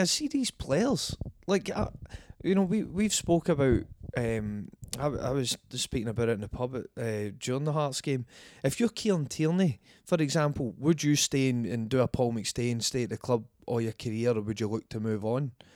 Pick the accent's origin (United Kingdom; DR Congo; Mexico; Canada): United Kingdom; Scotland